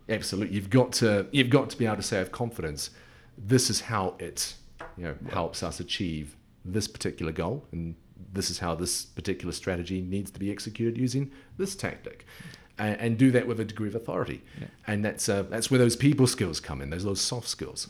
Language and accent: English; New Zealand; moved away; being a Kiwi.